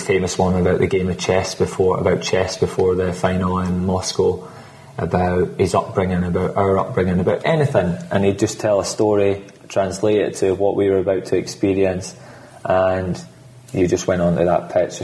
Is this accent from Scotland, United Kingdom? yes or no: yes; Scotland, United Kingdom; I'm Scottish